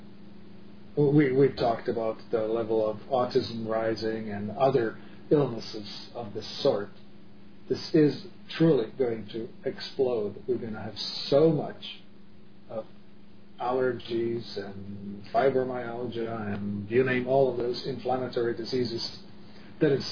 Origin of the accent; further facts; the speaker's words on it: Czechia; moved away; I grew up in Europe, in the, Czech Republic